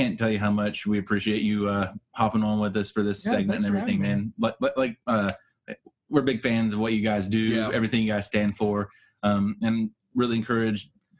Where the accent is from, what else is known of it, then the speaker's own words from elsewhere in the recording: Appalachia, United States; We're from Appalachia. We're used